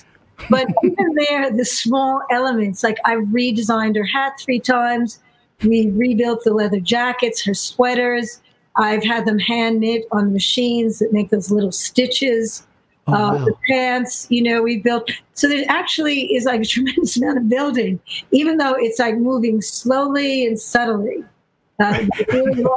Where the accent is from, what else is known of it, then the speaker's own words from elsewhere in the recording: New York, United States; I am from New York, and actually now I live in the West Village